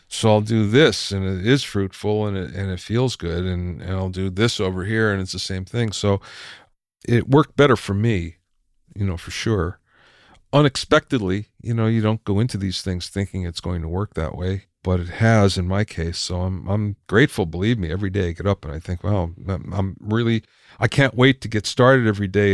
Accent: Minersville, Pennsylvania, United States; moved away; I grew up in Minersville, Pennsylvania

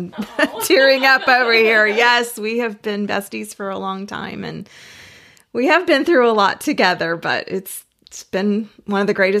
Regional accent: Lakeland, United States; moved away as an adult; I had an ideal childhood growing up in Lakeland. We moved here when I was 4 years old.

